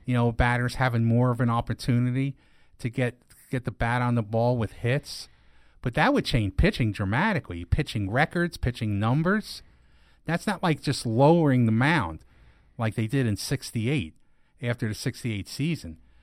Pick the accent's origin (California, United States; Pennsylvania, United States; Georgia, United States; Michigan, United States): Pennsylvania, United States; East Stroudsburg; moved away; also born or lived in Scranton, Pennsylvania; my hometown